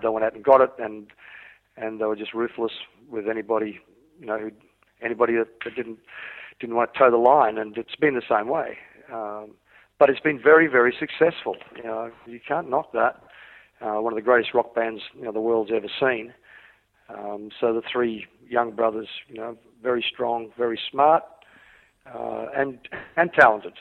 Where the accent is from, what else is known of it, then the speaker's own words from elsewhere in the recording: Australia; also born or lived in Wales, United Kingdom; I was born in Wales, yes. in the United Kingdom, uh, before my family emigrated to Australia when I was five years old